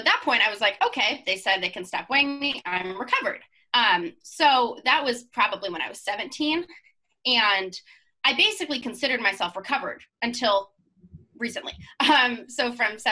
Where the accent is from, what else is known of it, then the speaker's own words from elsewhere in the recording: Seattle, Washington, United States; my family's from Idaho, but I grew up in Seattle